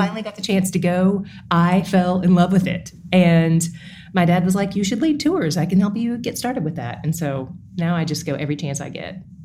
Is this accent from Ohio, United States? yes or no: no; East Tennessee, United States; now in Dallas, United States; I am from East Tennessee